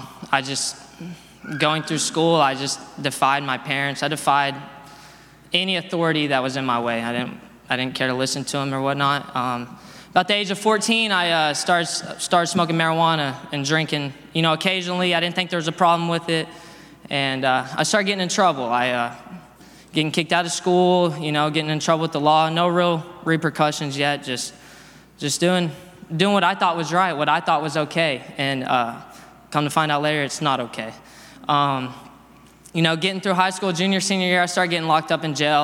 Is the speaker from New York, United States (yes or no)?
no; Dallas, Texas, United States; I'm from Dallas, Texas. I grew up there.